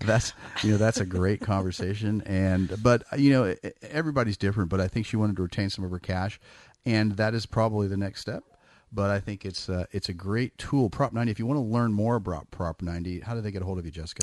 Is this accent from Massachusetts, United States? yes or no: no; Bay Area, California, United States; I'm from the Bay Area. I grew up in the Bay Area